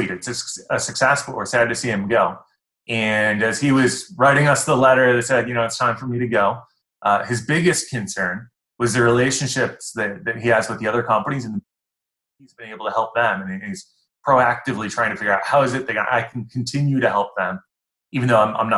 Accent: Amherst, New York, United States; moved away as an adult; also born or lived in Buffalo / Ohio / Illinois / Indiana; I'm from Buffalo. I grew up in Amherst

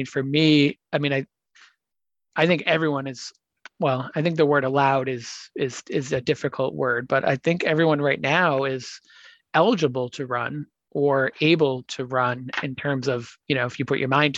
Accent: Boston, Massachusetts, United States; it's my hometown marathon.

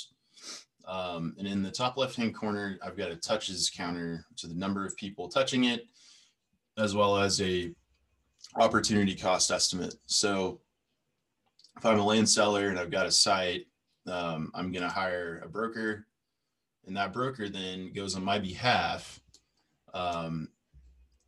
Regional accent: United States; being an American.

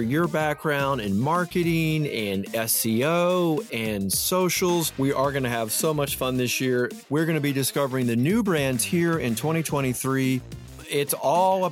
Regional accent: Atlanta, Georgia, United States; moved away as an adult; now in North Carolina, United States; my hometown. I'm from Atlanta. As everybody knows, I have moved to North Carolina

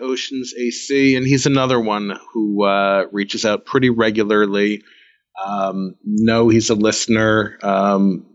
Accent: New York, United States; I'm a Jew from New York

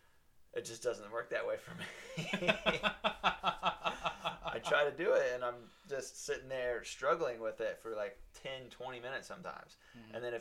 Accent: Virginia Beach, Virginia, United States; also born or lived in Norfolk, Virginia; I was born in Norfolk, and then we moved here into Virginia Beach when I was 6

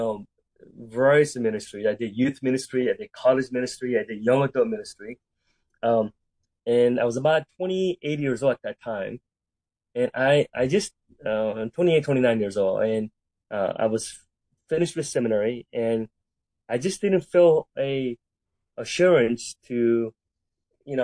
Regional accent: Cerritos, California, United States; also born or lived in Seoul, South Korea; I was born in Korea, and then about 5 years old, my parents immigrated from Korea to the United States. And we end up in Southern California, where I grew up and went to high school in the city of Cerritos.

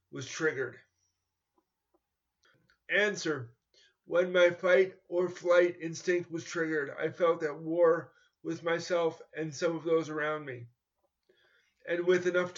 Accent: New York, United States; I grew up in New York in competitive schools where I was mainstreamed in the 1970s and 1980s.

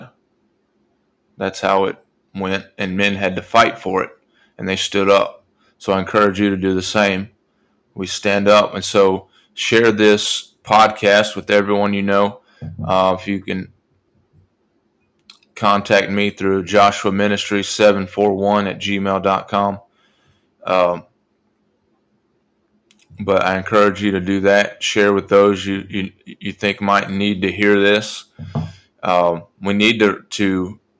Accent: United States; this country, my country, I'm an American

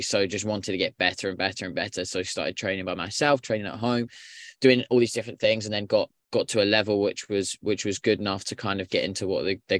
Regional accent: United Kingdom; now in Canada; I'm not originally from Canada. So I actually immigrated to Canada around 7 years ago and I started up my own soccer coaching business.

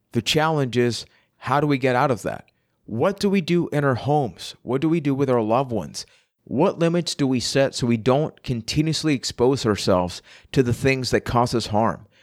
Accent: Puerto Rico; I am from Puerto Rico

